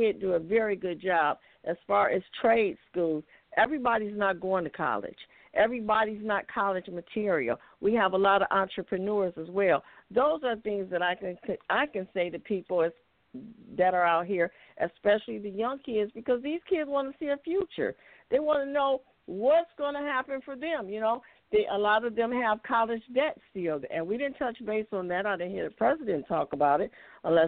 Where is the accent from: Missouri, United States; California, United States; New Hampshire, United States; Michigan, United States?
Michigan, United States; Detroit; now in Ocala, United States; I was born and raised in Detroit on the east side